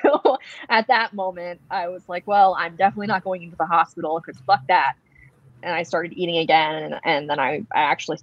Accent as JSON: {"language": "English", "town": "Wilmington", "region": "North Carolina", "country": "United States", "tie": "born or raised there", "said": "I was born and raised in Wilmington, North Carolina"}